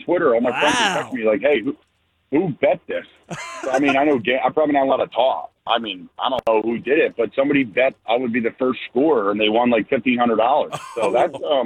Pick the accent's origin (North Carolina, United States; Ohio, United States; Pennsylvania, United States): Pennsylvania, United States; near Plumsteadville; moved away; in Plumsteadville, Pennsylvania, right near my hometown